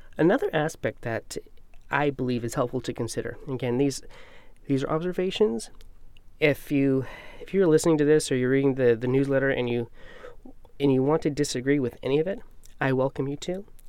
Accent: United States; we American Christians

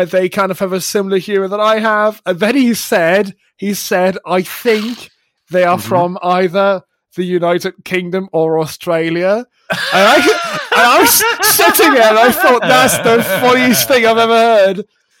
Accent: Germany; English is a second language; If somebody listened to me who had no idea where I'm from They would never think that I'm German. And have hardly left Germany at that.

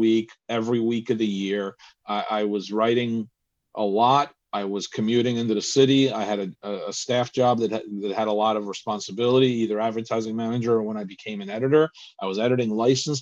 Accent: United States; I've been here since I was 4 years old

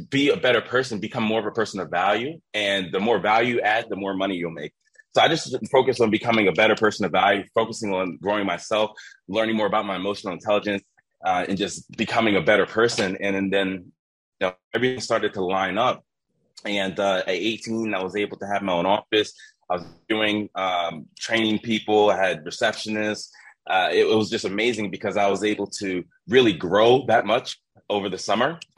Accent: Philadelphia, Pennsylvania, United States; I'm from Philadelphia, Pennsylvania.

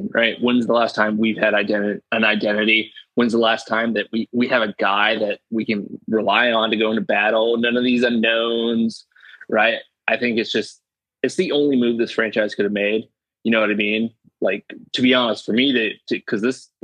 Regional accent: San Diego, California, United States; now in North Carolina, United States; I was born in San Diego

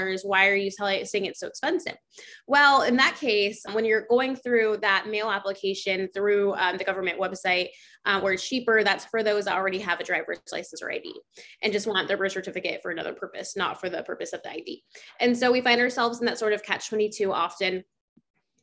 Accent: Orlando, Florida, United States; I'm from Orlando

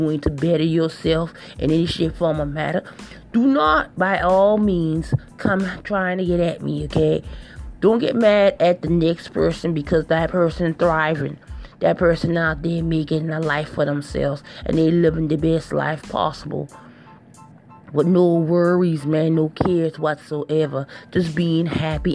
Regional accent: Charleston, South Carolina, United States; I'm originally from Charleston, South Carolina, okay, and it's a small place

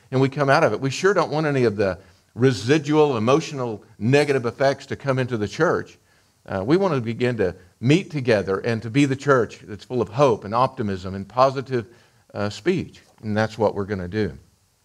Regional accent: Amarillo, Texas, United States; when I was raised here in Amarillo, I was raised by a family that was really prejudiced

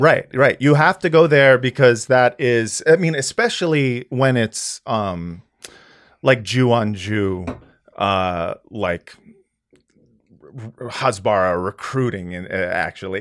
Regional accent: United States; as an American person who is essentially a white guy

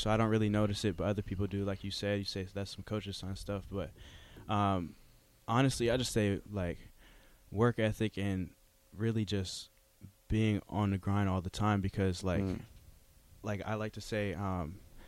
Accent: Montreal, Quebec, Canada; now in Arizona, United States; From Montreal, Quebec, Canada

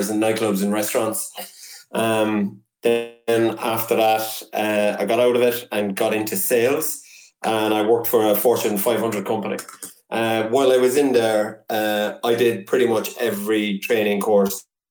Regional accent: Cork, Munster, Ireland; now in Lisburn, United Kingdom; I'm from Cork, but I'm still living in Lisburn in Northern Ireland

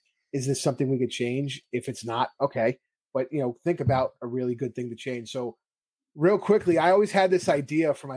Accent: New York, United States; growing up in New York, I was always at Giant Stadium

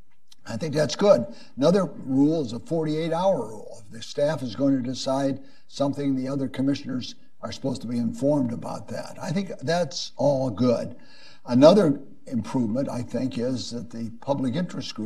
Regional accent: Illinois, United States; moved away as an adult; also born or lived in Chicago; I was from Illinois

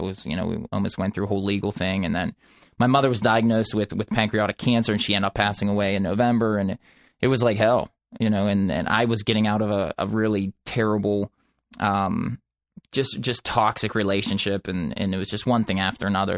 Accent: Dormont, Pennsylvania, United States; I grew up in Pittsburgh in a small town called Dormont, and I'm, I, I still reside in Pittsburgh

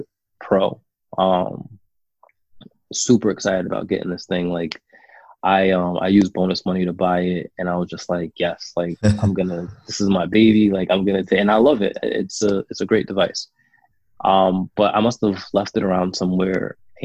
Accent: New York, United States; I was growing up in New York.

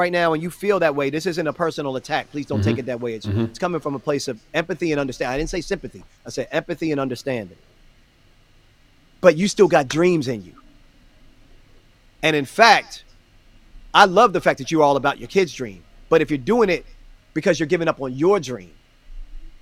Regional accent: Baltimore, Maryland, United States; Baltimore, which was my hometown

